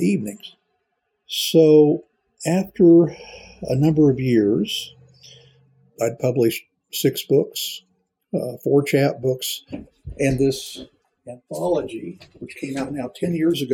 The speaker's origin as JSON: {"language": "English", "region": "Kansas", "country": "United States", "moved": "as an adult", "lives_now": "Kentucky, United States", "said": "I'm from Kansas"}